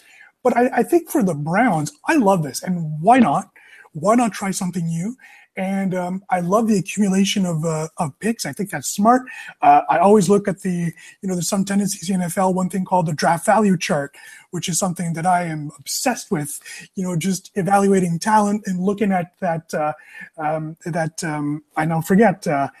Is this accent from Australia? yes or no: no; Rockland, Ontario, Canada; now in Ottawa, Canada; in Rockland, my hometown, my actual hometown.